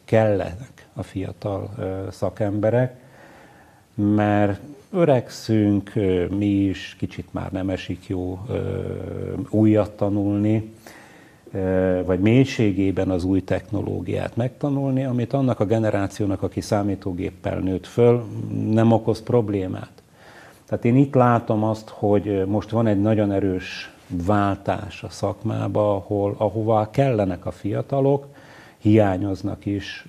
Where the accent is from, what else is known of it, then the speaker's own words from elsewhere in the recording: Salgótarján, Nógrád, Hungary; also born or lived in Gödöllő; Én alapvetően iparos emberektől származom Nógrád megyében